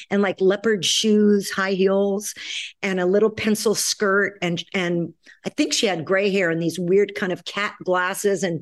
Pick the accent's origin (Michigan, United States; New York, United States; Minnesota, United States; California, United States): New York, United States; New York City; also born or lived in Chicago; I grew up in New York City